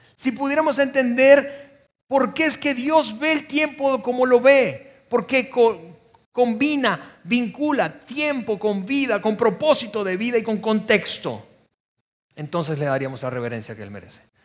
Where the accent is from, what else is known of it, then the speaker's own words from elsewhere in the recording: Venezuela; moved away as an adult; somos extranjeros y particularmente descubriendo que somos venezolanos